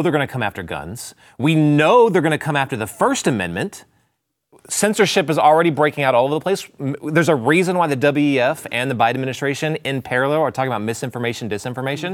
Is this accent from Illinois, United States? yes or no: no; Texas, United States; I'm a horrible Texan